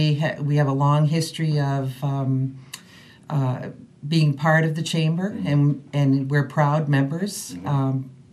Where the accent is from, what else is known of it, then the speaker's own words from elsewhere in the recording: Gloucester, Massachusetts, United States; also born or lived in Martha's Vineyard; I was born in Martha's Vineyard, another small island, just like sort of Gloucester is. And I grew up in Gloucester